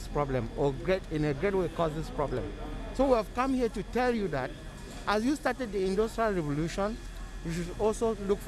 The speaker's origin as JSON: {"language": "English", "country": "Cameroon", "said": "I came from Cameroon in Africa."}